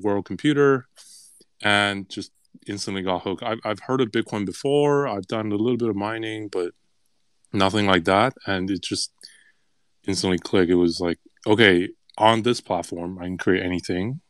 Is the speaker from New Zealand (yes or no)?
no; Canada; I'm Canadian